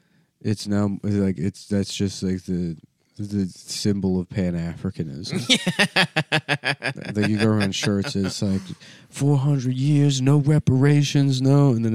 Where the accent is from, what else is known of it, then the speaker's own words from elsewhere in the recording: Philadelphia, Pennsylvania, United States; I'm from Philadelphia.